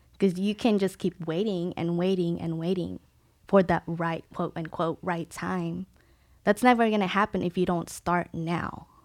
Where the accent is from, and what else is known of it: Philippines; born or raised there; now in San Diego, United States